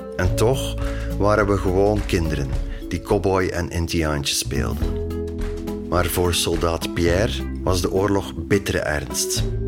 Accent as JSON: {"language": "Dutch", "town": "Woesten", "region": "Flanders", "country": "Belgium", "tie": "born or raised there", "said": "Woesten is het dorp waar ik opgroeide en waar mijn ouders nog steeds wonen"}